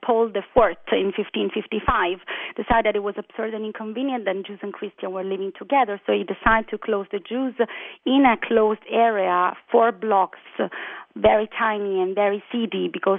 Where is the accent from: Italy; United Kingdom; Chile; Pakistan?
Italy; Rome, Lazio; we are the Nusach Romani, so we are the third right, since we didn't pass through Eastern Europe or Spain. We came directly from Israel.